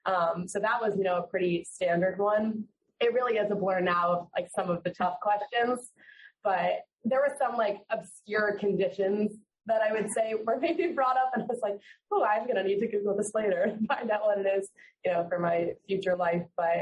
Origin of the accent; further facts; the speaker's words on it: Fort Lauderdale, Florida, United States; So I'm from Fort Lauderdale.